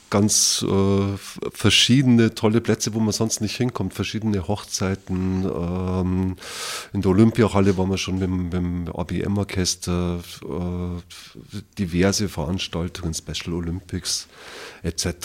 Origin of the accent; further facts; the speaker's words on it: Wasserburg, Bavaria, Germany; Ich bin in Wasserburg geboren tatsächlich und war dann aber von 2000 bis 2017 ein bisschen im Exil, kann man sagen. Also habe nicht in Wasserburg gewohnt. Vorher die meiste Zeit schon. Und ja, also Wasserburg ist meine Stadt, auf jeden Fall.